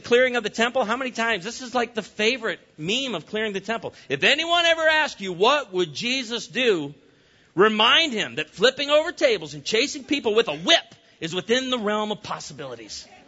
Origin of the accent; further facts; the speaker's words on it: Illinois, United States; moved away; I grew up in Illinois, the land of Lincoln.